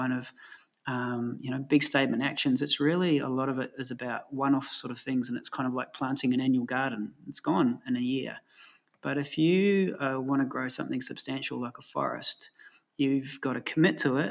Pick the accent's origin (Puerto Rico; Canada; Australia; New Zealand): New Zealand; moved away as an adult; I grew up in New Zealand, and that would have never happened when I left, 30 years ago